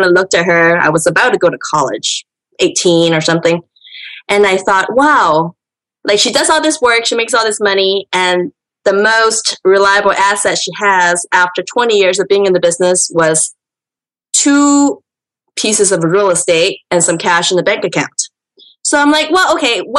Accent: California, United States; also born or lived in San Francisco; I am from California, and I've been in real estate for maybe about, 9-10 years or so.

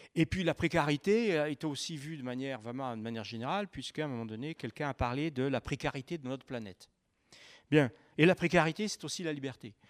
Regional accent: Saint-Étienne, Auvergne-Rhône-Alpes, France; je viens de Saint-Étienne.

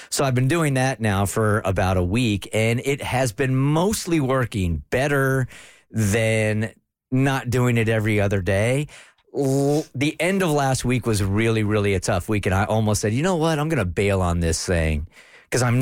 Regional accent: New York, United States; people make fun of me because I'm a New Yorker

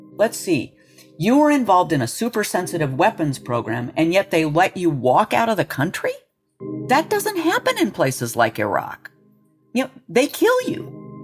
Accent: Los Alamos, New Mexico, United States; I was born in Los Alamos

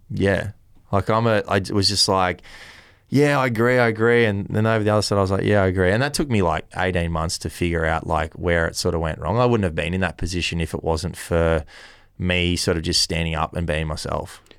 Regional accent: Kiama, New South Wales, Australia; growing up in Kioma

